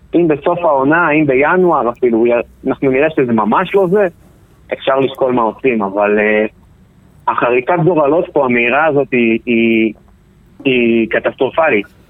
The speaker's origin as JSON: {"language": "Hebrew", "country": "Israel"}